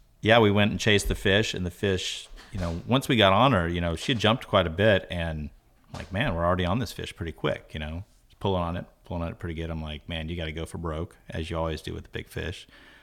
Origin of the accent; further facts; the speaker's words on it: Florida, United States; Here in Florida. Yeah. Born here in Florida.